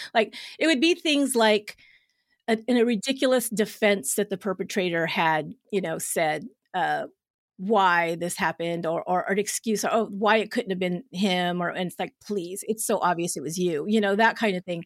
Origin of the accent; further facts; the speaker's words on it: San Jose, California, United States; my hometown of where I'm at in San Jose, California